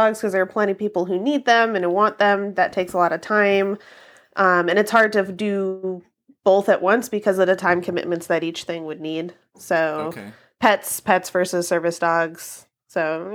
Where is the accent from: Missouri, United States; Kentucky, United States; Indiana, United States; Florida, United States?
Kentucky, United States; I grew up in Kentucky